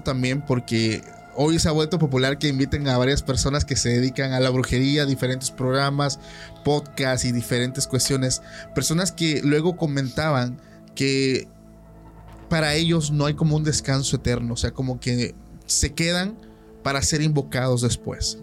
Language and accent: Spanish; Oaxaca, Mexico; Yo soy de Oaxaca